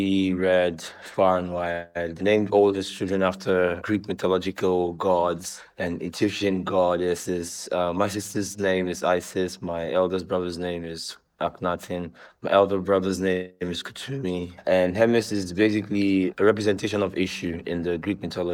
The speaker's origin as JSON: {"language": "English", "region": "Lagos", "country": "Nigeria", "tie": "born or raised there", "said": "I was born in Lagos, Nigeria, born and brought up here in Lagos"}